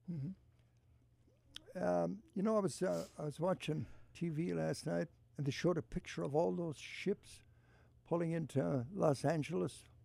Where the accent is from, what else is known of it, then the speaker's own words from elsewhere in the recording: Ballina, Connacht, Ireland; moved away; my hometown of Ballina